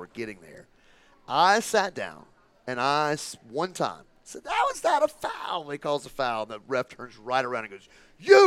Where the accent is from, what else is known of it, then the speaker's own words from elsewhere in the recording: California, United States; moved away as an adult; I grew up in California